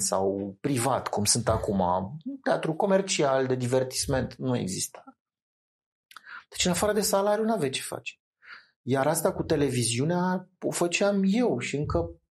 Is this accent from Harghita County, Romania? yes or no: no; Bucharest, Romania; eram din București